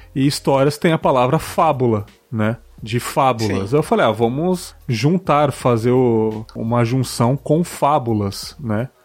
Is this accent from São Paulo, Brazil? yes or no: yes; São Paulo, Brazil; now in Espírito Santo, Brazil; sou da, da Zona Leste de São Paulo, apesar de não morar mais lá